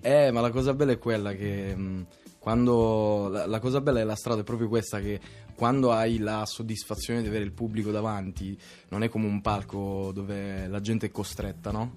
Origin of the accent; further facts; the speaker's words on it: Catania, Sicily, Italy; Sono di Catania.